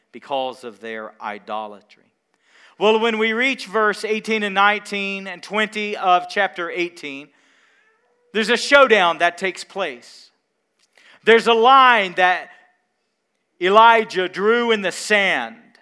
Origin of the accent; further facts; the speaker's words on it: Mount Carmel, Tennessee, United States; I grew up in Mount Carmel, Tennessee